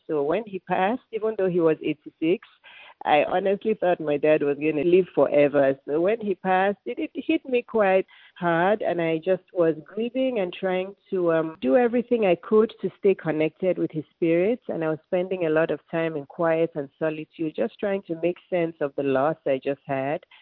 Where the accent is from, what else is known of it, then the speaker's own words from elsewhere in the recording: Lagos, Nigeria; moved away as an adult; now in Atlanta, United States; I was born and raised in Lagos, Nigeria, which is in West Africa.